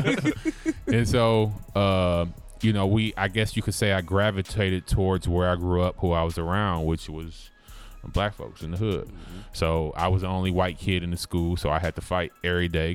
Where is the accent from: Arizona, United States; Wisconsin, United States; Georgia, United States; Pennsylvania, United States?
Wisconsin, United States; Milwaukee; That's where I grew up in Milwaukee